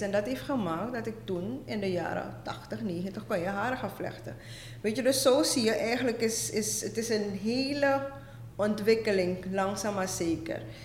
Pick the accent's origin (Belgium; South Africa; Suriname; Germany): Suriname; moved away as an adult; also born or lived in Netherlands / Amsterdam, Netherlands; now in Brooklyn, New York, United States; ik ben inderdaad getogen in Suriname